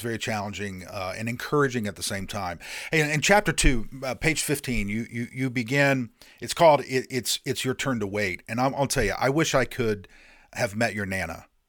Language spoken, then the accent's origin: English; Indiana, United States; now in North Carolina, United States; I grew up in Indiana